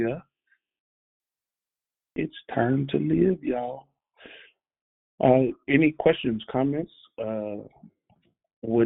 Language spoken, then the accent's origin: English; the South, United States; moved away; also born or lived in California; I'm from the South